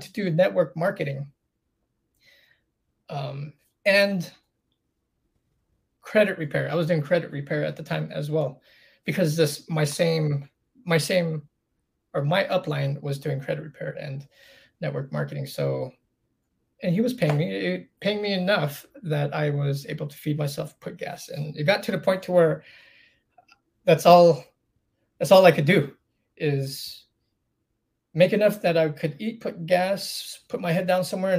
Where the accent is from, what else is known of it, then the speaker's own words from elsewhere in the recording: Palm Springs, California, United States; moved away; I grew up in Palm Springs.